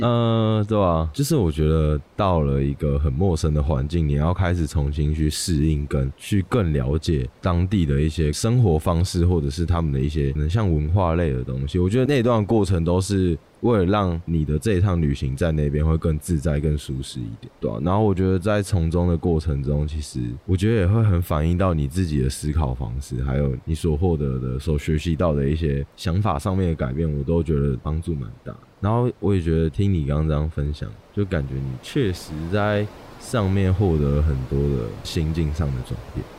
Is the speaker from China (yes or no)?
no; Kinmen County, Taiwan; moved away as an adult; now in Taipei, Taiwan; 我的家乡在金门。升上大学之后，我回来台北读大学嘛，可能有时候寒暑假啊要回金门的家，跟朋友聚餐或者是陪陪家人这样子